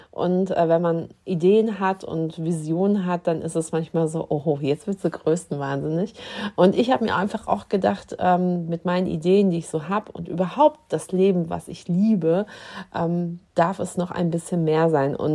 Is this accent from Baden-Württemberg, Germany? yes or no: no; Dortmund, North Rhine-Westphalia, Germany; moved away as an adult; Also ich bin aus Dortmund vor zwölf Jahren hier hochgekommen nach Dithmarschen und habe hier am Westküstenklinikum in Heide angefangen, in der Abteilung der Anästhesie zu arbeiten.